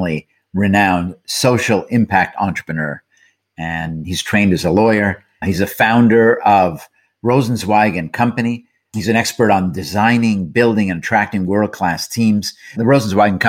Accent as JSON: {"language": "English", "town": "Montreal", "region": "Quebec", "country": "Canada", "said": "that, of course, is Montreal, where we're both from"}